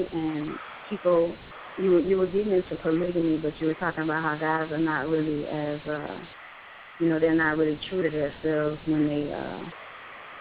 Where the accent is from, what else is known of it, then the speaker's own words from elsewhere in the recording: Louisiana, United States; now in Florida, United States; I'm down here in Florida right now. I'm from Louisiana